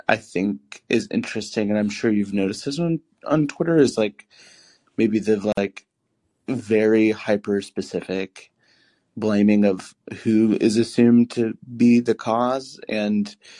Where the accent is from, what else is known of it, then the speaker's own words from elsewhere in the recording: Alabama, United States; now in Central Valley, California, United States; I'm originally from Alabama, so all the meat and dressing and all that, but I'm in the Central Valley in California.